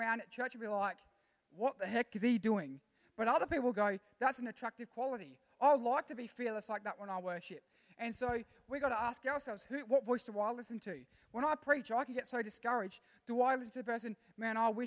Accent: Australia; I'm a citizen of heaven before I'm an Australian

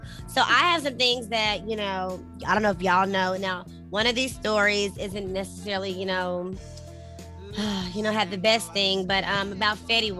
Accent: Memphis, Tennessee, United States; I'm a fan. I'm a fan from Memphis.

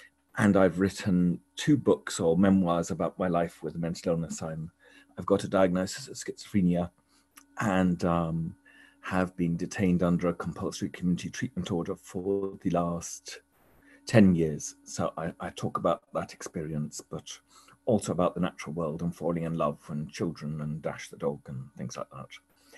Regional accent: East of England, United Kingdom; also born or lived in York / Scotland; I was born in York in England, and I stayed there, I think, 6 months and moved to Scotland to Lucas. My dad was in the Air Force. And for most of my childhood, I wandered around mainly England and a lot of Norfolk

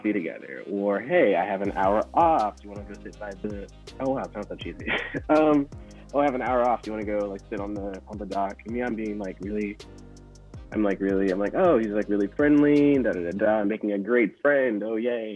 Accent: the South, United States; as a kid, growing up in the South

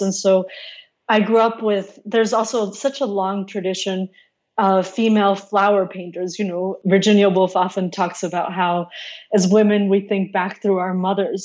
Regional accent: Mexico City, Mexico; which actually we had in my garden growing up in Mexico City

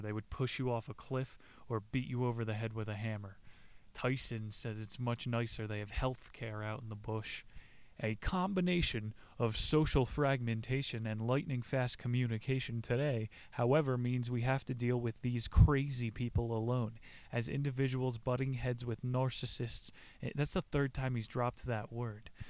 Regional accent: New Jersey, United States; I grew up in New Jersey

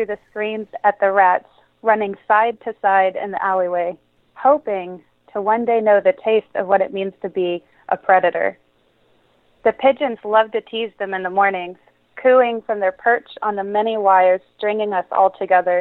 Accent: Florida, United States; moved away; We're from Florida

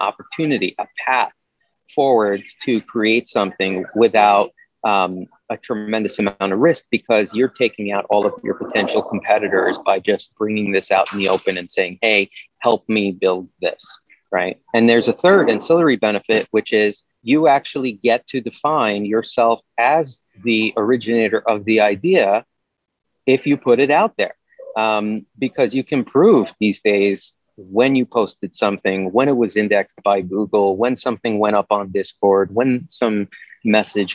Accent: New York, United States; When I was growing up in New York in the 90s, I was in a band

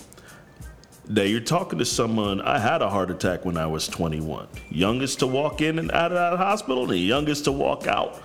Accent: New York, United States; I'm from New York

